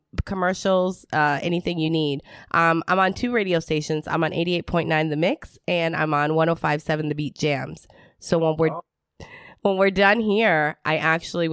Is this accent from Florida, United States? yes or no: no; Detroit, Michigan, United States; I'm from Detroit